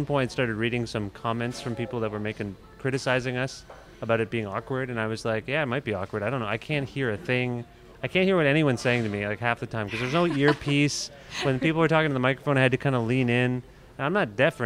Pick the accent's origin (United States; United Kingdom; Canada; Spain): Canada; Cambridge, Ontario; moved away; I'm from Cambridge originally